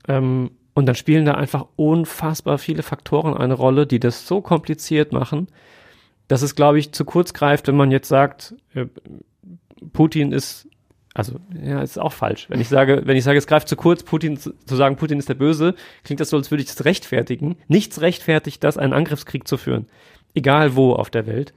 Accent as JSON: {"language": "German", "country": "Germany", "said": "wir als Deutsche"}